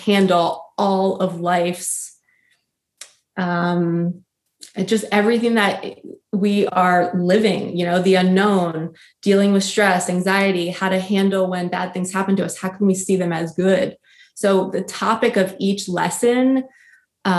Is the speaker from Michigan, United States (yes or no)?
no; New Jersey, United States; we grew up in New Jersey